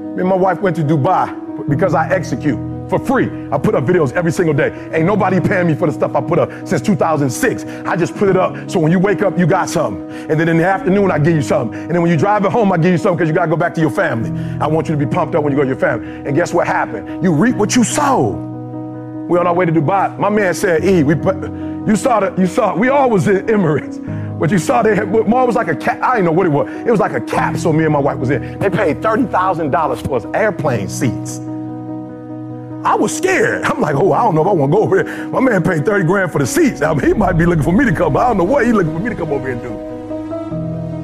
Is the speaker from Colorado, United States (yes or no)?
no; Detroit, Michigan, United States; also born or lived in Chicago; I'm from Chicago originally, grew up in Detroit.